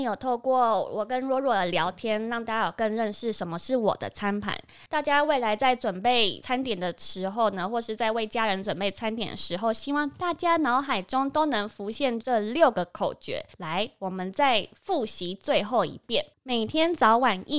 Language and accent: Chinese; Taiwan; 我们台湾人